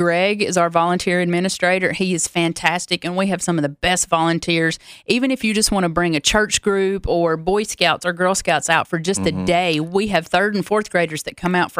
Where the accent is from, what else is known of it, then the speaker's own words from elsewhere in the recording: Loretta, Tennessee, United States; My hometown is 12 miles from the Alabama border, but I am solely a Tennessee girl, born and raised Tennessee.